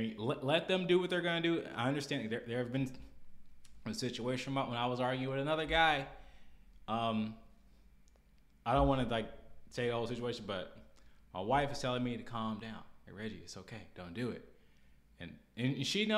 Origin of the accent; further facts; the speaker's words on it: Arkansas, United States; also born or lived in Minnesota; Where I grew up, I mean, the United States, but mainly Arkansas